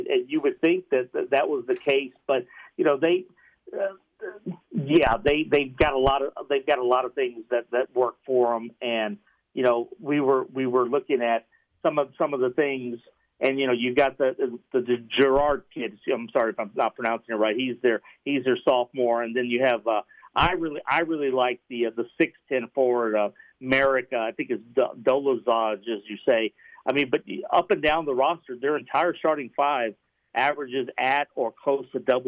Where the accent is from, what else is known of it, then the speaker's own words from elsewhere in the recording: Houston, Texas, United States; I was from Houston